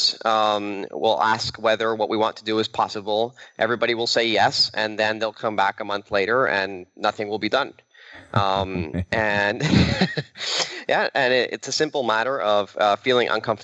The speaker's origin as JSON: {"language": "English", "country": "Venezuela", "moved": "yes", "said": "I'm originally from Venezuela"}